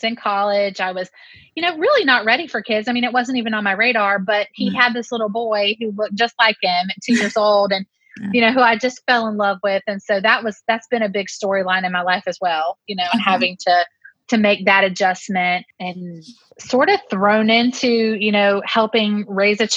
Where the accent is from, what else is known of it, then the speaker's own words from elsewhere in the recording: Lexington, South Carolina, United States; I grew up in Lexington, South Carolina